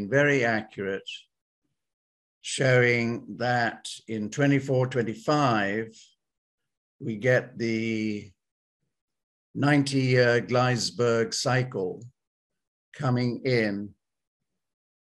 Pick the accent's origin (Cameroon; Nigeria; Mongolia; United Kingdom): United Kingdom; Yorkshire and the Humber; I was born in Yorkshire